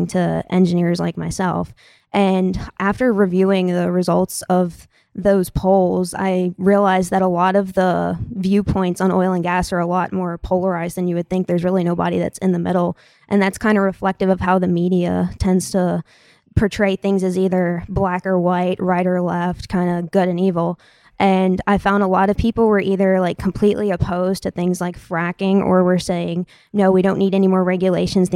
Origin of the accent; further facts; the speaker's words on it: Slidell, Louisiana, United States; I grew up in Slidell, Louisiana, which is in the outskirts of New Orleans